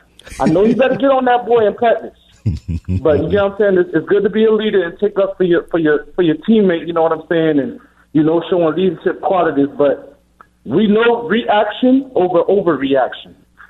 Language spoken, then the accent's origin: English; Miami, Florida, United States; I'm from Little Haiti, man. I played for Liberty City Warriors, okay?